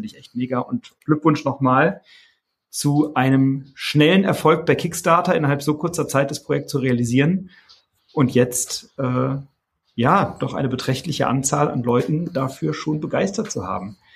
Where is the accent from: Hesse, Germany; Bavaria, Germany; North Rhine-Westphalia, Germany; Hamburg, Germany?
Hesse, Germany; Wiesbaden; ich komme halt aus Wiesbaden